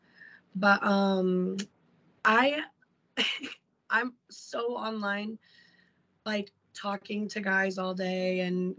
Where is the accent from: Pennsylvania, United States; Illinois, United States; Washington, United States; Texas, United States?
Illinois, United States; We're both from Illinois